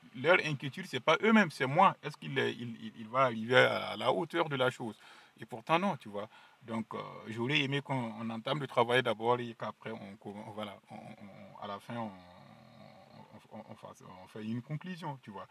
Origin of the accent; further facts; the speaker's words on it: Burkina Faso; French is a second language; moved away; je suis né au Burkina Faso, précisément à Lumbila, dans un petit village qui s'appelle Pendici